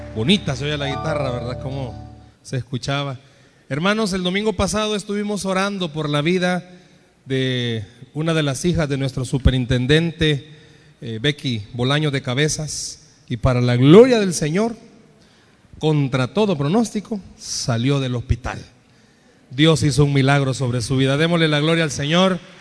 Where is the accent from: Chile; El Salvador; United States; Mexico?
El Salvador; En buen salvadoreño